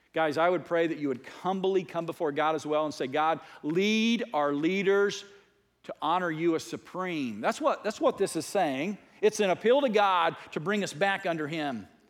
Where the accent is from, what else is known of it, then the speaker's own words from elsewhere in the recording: United States; I was raised as a strong American. I'm an American